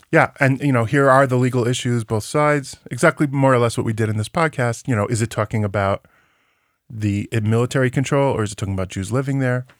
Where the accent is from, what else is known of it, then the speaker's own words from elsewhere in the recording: United States; now in West Bank; as an American citizen who lives in the West Bank